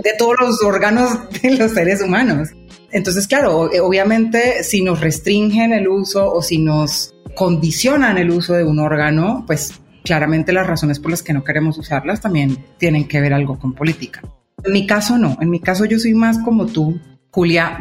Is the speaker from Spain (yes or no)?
no; Colombia; accent: Colombian; yo soy colombiana, de pronto ya se habrán dado cuenta por el acento. Vivo en Colombia.